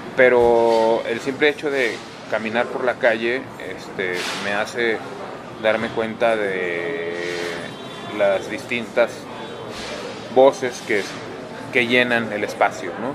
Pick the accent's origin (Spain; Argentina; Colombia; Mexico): Mexico; northern Mexico; al lugar de donde provengo